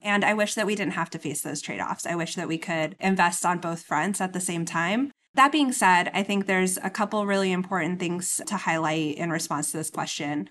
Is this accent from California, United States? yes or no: yes; Inland Empire, California, United States; moved away; I'm from the Inland Empire